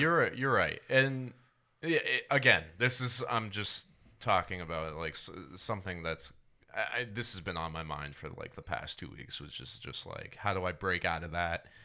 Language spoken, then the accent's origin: English; Rhode Island, United States; now in Austin, United States; I'm from Rhode Island